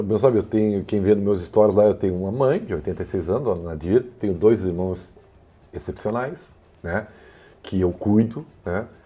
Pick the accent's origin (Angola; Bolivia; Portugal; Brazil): Brazil; Santa Maria, Rio Grande do Sul; de Santa Maria. Olha aí. No lugar onde eu nasci.